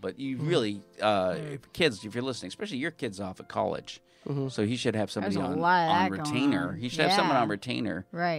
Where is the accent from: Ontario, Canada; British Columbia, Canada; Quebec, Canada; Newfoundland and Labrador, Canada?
Ontario, Canada; Simcoe County; moved away; I was in the snow belt up in Simcoe County.